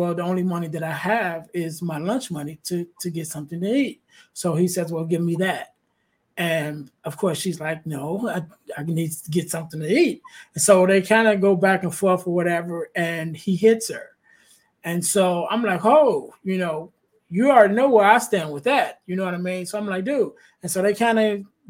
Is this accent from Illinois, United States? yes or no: yes; Chicago, Illinois, United States; I'm from the Chicagoland area, but we were staying in the suburbs at that time